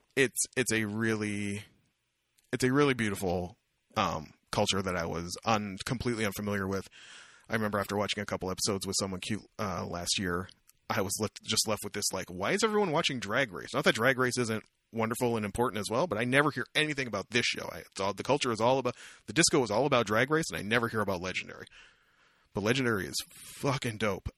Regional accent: Windsor, Ontario, Canada; moved away as an adult; also born or lived in Kingston; I grew up in Windsor

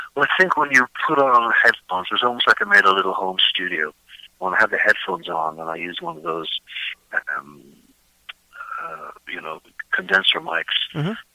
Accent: Dublin, Leinster, Ireland; moved away as an adult; also born or lived in Pittsburgh; now in United States; I grew up in Dublin.

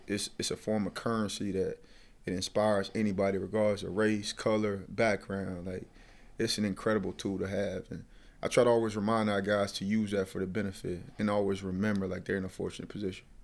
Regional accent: Sylacauga, Alabama, United States; moved away; growing up in Sylacauga, Alabama

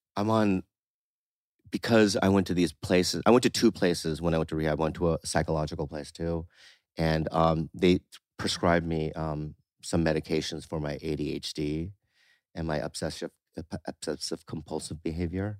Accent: San Diego, California, United States; also born or lived in Poway / La Jolla; I grew up in San Diego

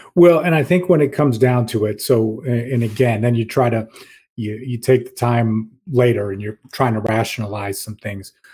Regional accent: Rochester, New York, United States; I grew up in Rochester

